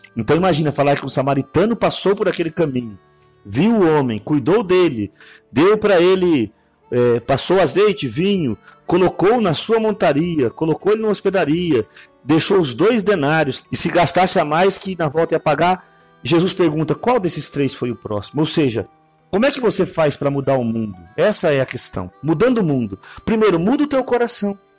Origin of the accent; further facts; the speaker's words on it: Araçatuba, São Paulo, Brazil; eu sou de Aracatuba